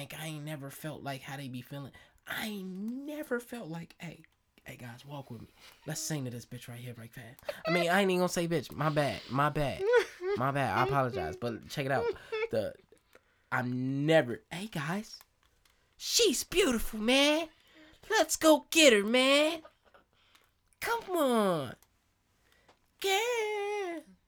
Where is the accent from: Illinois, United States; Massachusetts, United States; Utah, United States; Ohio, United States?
Illinois, United States; Chicago; I am, I am from Chicago